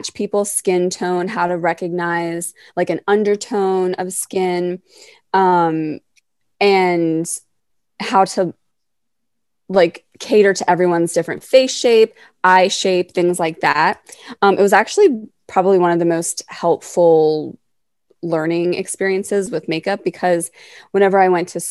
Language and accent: English; Western Maryland, United States; now in Baltimore, United States; I'm from Western Maryland, but now I'm based in Baltimore